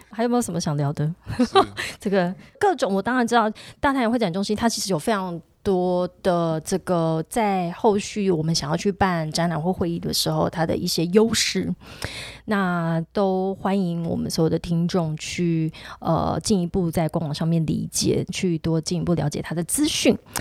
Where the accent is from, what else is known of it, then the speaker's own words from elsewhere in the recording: southern Taiwan, Taiwan; 因为我们是南部